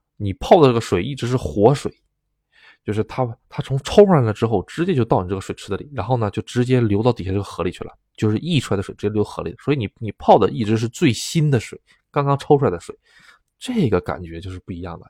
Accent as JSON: {"language": "Chinese", "country": "China", "moved": "yes", "lives_now": "Japan", "said": "就我一个中国人"}